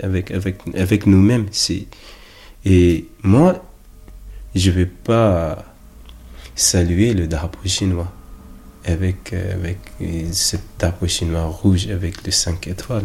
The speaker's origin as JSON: {"language": "French", "region": "South India", "country": "India", "tie": "born or raised there", "also_born_or_lived": "Kham, Tibet (parents' origin)", "moved": "yes", "lives_now": "Paris, France", "said": "Je suis né en Inde, dans l'année 70, et c'était, c'était une des premières générations de Tibétains"}